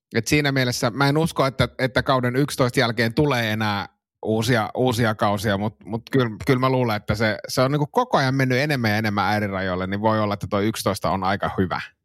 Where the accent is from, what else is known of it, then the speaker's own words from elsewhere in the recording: Suomussalmi, Kainuu, Finland; meillä Suomussalmella